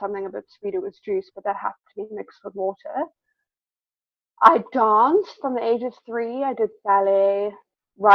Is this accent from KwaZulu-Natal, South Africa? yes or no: no; Cape Town, Western Cape, South Africa; moved away; I grew up back home in South Africa in Cape Town